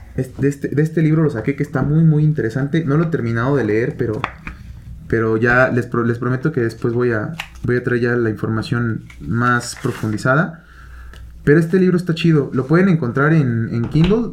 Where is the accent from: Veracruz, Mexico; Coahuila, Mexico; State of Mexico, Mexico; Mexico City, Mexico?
State of Mexico, Mexico; Toluca; por algo nacimos aquí, güey. Por algo nacimos en Toluca